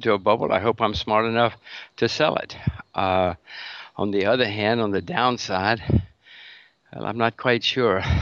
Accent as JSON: {"language": "English", "country": "United States", "said": "I'm an American citizen"}